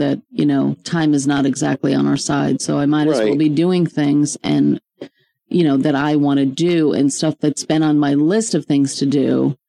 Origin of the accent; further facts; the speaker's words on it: Saratoga Springs, New York, United States; I grew up here in Saratoga. I'm an orphan child. Mm-hmm. My maternal grandmother raised me.